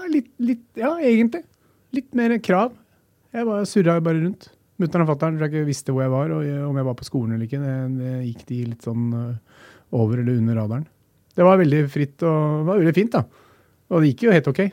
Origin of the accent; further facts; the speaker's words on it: Norway; vi er født i Norge